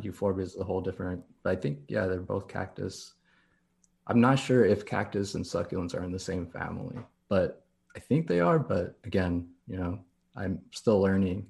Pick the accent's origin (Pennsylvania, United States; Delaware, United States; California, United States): California, United States; Downey; also born or lived in La Puente, California / Anaheim Hills, California / Corona, California; now in Long Beach, United States; I'm born and raised here in California